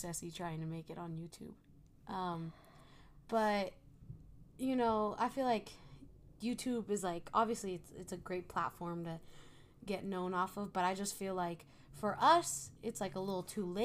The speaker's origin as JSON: {"language": "English", "town": "Reno", "region": "Nevada", "country": "United States", "said": "we're from Reno"}